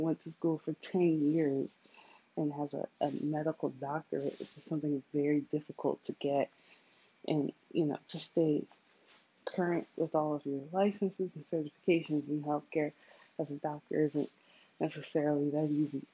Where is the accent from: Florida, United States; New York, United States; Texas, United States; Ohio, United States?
New York, United States; New York City; I'm from the Bronx